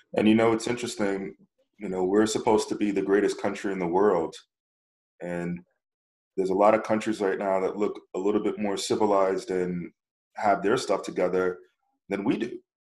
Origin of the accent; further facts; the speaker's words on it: United States; I'm proud of being American